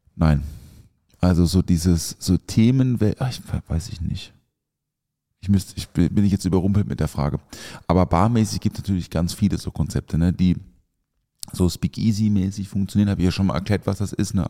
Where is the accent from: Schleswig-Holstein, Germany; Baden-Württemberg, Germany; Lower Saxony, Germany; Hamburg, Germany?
Baden-Württemberg, Germany; the area around Europa-Park; ich bin ja da in der Ecke auch aufgewachsen